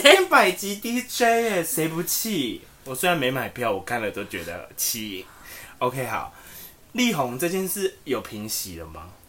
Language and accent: Chinese; Taiwan